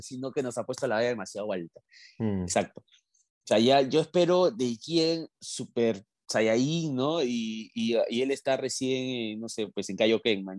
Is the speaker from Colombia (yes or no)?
no; Peru; somos los peruanos